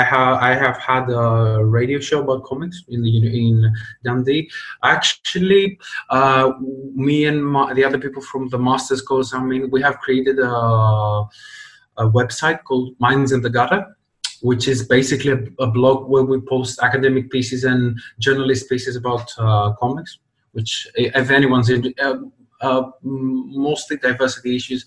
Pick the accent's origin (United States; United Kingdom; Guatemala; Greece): Greece; I grew up in Greece